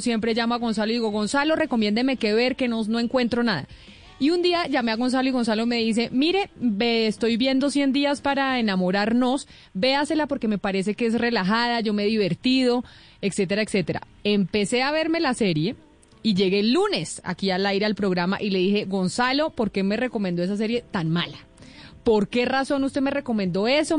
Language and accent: Spanish; Colombia